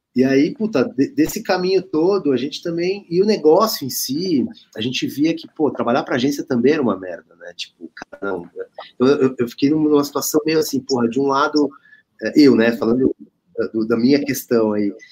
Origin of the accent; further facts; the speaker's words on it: Brazil; a gente é brasileiro, a gente é uma empresa, né, de brasileiros